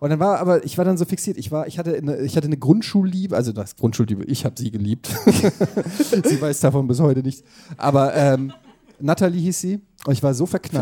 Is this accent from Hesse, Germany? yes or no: yes; Frankfurt, Hesse, Germany; ich komme aus Frankfurt